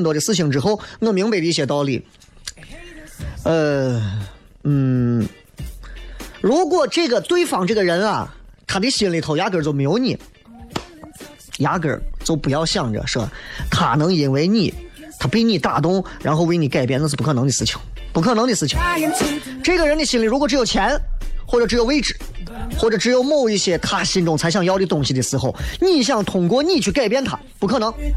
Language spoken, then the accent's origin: Chinese; Xi'an, Shaanxi, China; 作为一个西安人